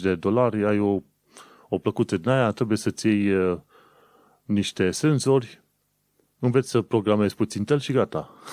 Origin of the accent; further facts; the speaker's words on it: Romania; moved away as an adult; also born or lived in United Kingdom; când am plecat în 2015 din România